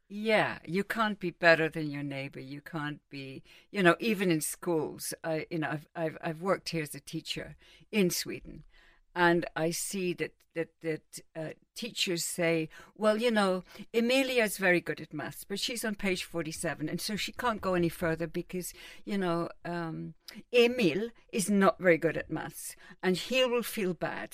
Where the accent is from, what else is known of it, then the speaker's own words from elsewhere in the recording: London, United Kingdom; also born or lived in Cambridge; I was brought up in London and Cambridge